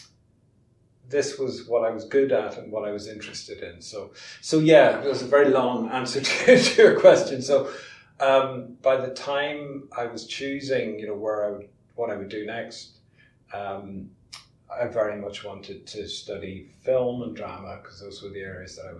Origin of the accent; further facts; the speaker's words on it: Armagh, Northern Ireland, United Kingdom; moved away as an adult; also born or lived in Kent; when I was very young, growing up in Armagh